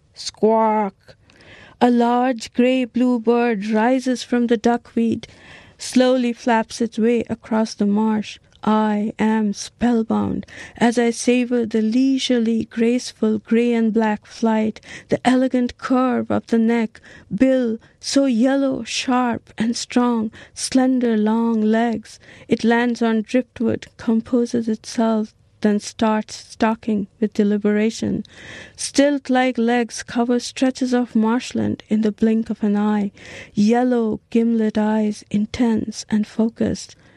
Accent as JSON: {"language": "English", "town": "Niskayuna", "region": "New York", "country": "United States", "said": "I'm from Niskayuna, New York"}